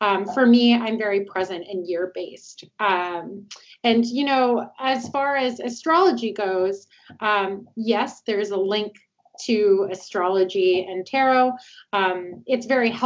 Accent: Toronto, Ontario, Canada; moved away as an adult; now in Atlanta, United States; originally I'm from Toronto, but I'm here in Atlanta, Georgia now. I've been here for about 5 years

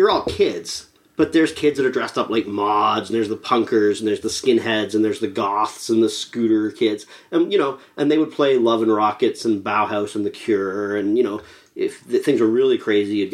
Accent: Toronto, Ontario, Canada; Growing up in Scarborough

